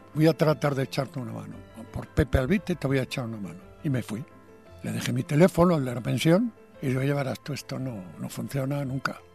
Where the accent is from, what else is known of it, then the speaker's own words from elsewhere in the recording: Padrón, Galicia, Spain; moved away as an adult; also born or lived in Santiago de Compostela; now in Madrid, Spain; me entraban ganas de volver a mi pueblo y dije, no, no, yo tengo un orgullo, yo no puedo volver derrotado a Padrón y a Santiago